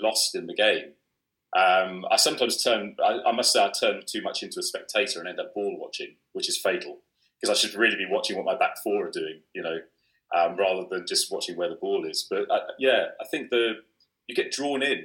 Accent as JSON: {"language": "English", "area": "West Country", "region": "South West England", "country": "United Kingdom", "tie": "born or raised there", "moved": "yes", "said": "I grew up in the West Country"}